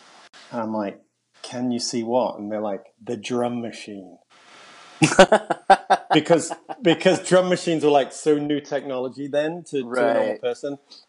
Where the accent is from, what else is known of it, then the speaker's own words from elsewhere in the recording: England, United Kingdom; I said, fuck you guys. And we're from England, fuck off.